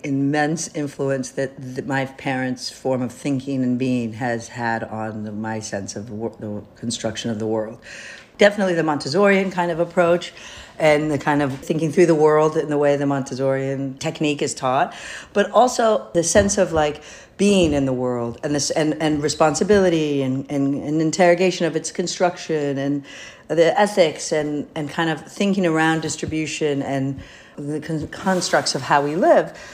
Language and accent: English; Michigan, United States; now in New York, United States; I was raised in Michigan, which is where my father started to work, and my mother started to teach.